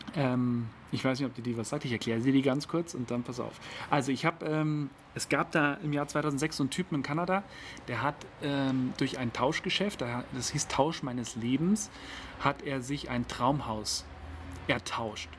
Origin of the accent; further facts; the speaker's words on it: Berchtesgadener Land, Bavaria, Germany; bin ich hier in, äh, in meiner Heimat unterwegs